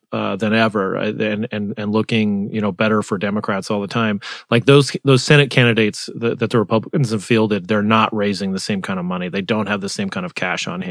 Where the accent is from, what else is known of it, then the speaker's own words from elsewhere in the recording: Arizona, United States; My home state